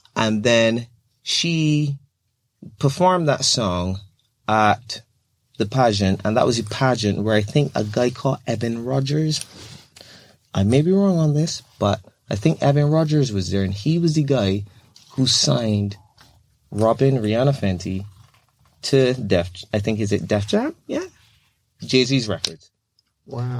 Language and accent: English; Barbados; now in United Kingdom; I'm from Barbados, that tiny little country